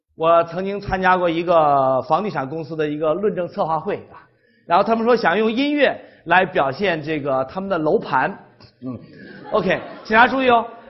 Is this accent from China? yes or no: yes; China; 我们中国人生活在一个文化非常单一、要求统一、要求听话的一个文化环境下